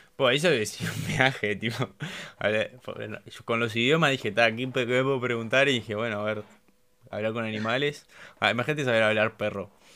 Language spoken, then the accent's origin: Spanish; Uruguay; somos uruguayos